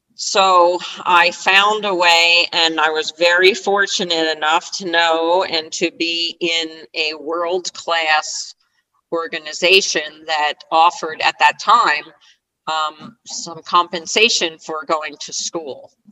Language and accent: English; Sparta, New Jersey, United States; I grew up in New Jersey, uh, from a little town in northern New Jersey called Sparta, New Jersey